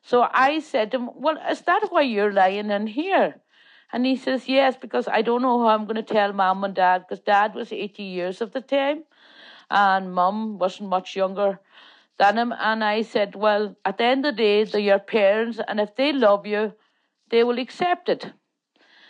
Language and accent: English; Falcarragh, Ulster, Ireland; born or raised there; first language Irish; English is a second language; also born or lived in the island (Donegal)